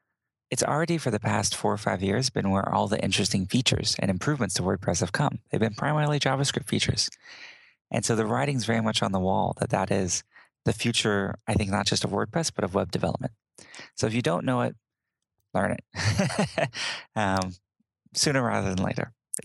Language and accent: English; Southern United States, United States; Whether that's me growing up in the South and learning Southern charms or politeness or etiquette or things like that.